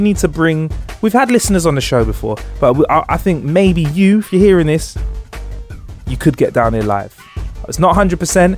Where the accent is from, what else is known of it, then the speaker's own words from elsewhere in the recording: London, United Kingdom; we're from London